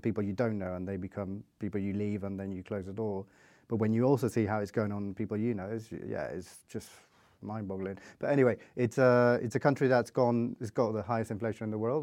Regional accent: Venezuela; English is a second language; moved away; also born or lived in France / United Kingdom; I was born in France, grew up in Venezuela.

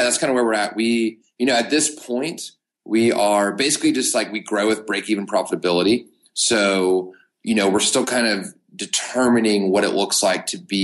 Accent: Knoxville, Tennessee, United States; now in Chattanooga, United States; born and raised in Knoxville, Tennessee. I currently live in Chattanooga, Tennessee

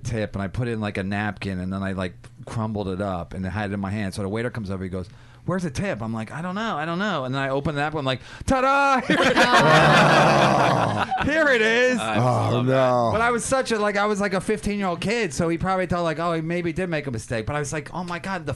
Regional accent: Philadelphia, Pennsylvania, United States; I'm from Philadelphia.

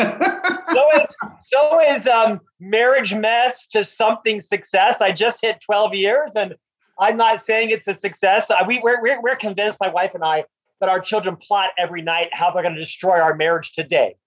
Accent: Orlando, Florida, United States; moved away as an adult; also born or lived in Provo, Utah; I'm from Orlando, Florida. Disney was the hometown company

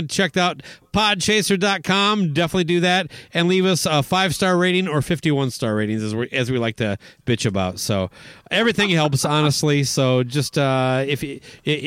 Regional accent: Owatonna, Minnesota, United States; now in Twin Cities, United States; Hy-Vee in Owatonna, where, you know, it's my hometown.

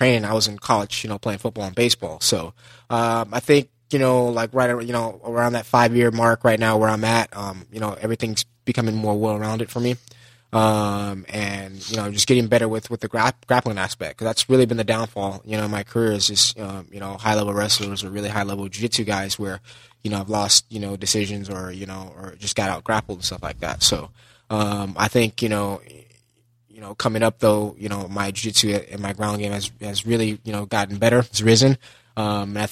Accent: Los Angeles, California, United States; I grew up in LA, Los Angeles

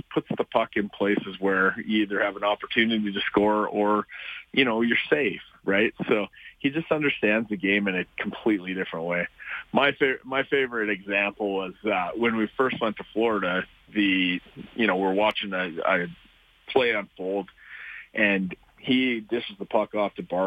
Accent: Canada; we're Canadian

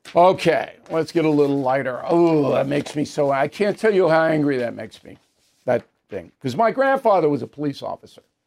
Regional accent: United States; I'm an American.

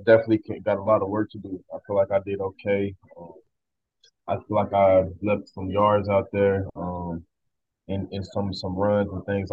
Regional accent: Atlanta, Georgia, United States; moved away as an adult; also born or lived in Jasper, Georgia; now in Edmonton, Canada; grew up in Atlanta, Georgia, and I was 6 years old when I started playing football.

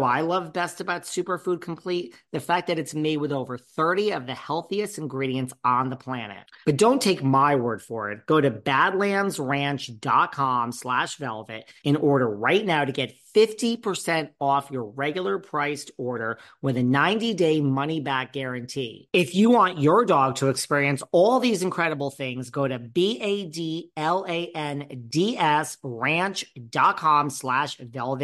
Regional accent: New York City, New York, United States; I'm from New York City

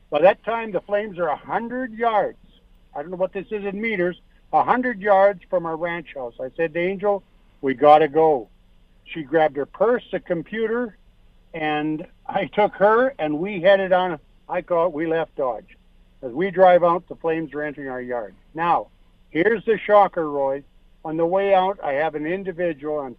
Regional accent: Saskatchewan, Canada; moved away as an adult; We came here from Saskatchewan 31 years ago.

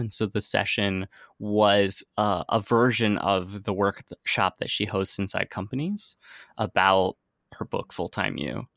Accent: United States; moved away as an adult; also born or lived in San Francisco; now in Amsterdam, Netherlands; I'm originally from the United States

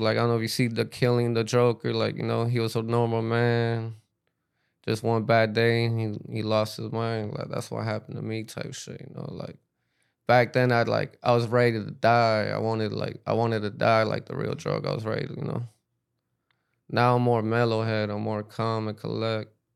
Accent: Miami, Florida, United States; also born or lived in New York / Peru; I grew up in Miami

